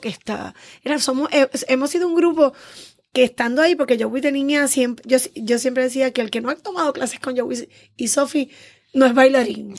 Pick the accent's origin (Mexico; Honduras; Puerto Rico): Puerto Rico; San Juan; Soy criada y nacida en el Viejo San Juan. Juanera.